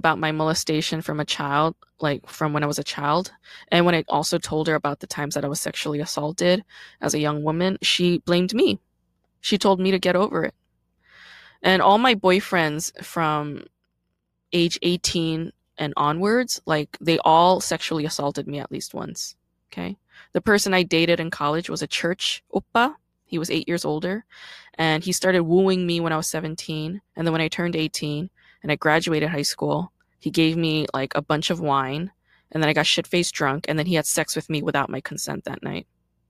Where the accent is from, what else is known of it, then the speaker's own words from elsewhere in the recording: South Korea; born there; And this was all in Korea because I was born in Korea, right?